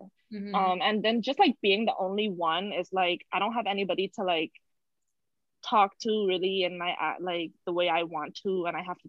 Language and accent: English; Bahamas; accent: Bahamian; moved away as an adult; now in United States; I'm from the Bahamas